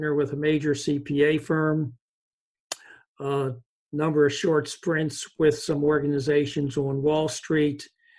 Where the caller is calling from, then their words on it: Charlotte, North Carolina, United States; I'm dialing in from Charlotte, North Carolina.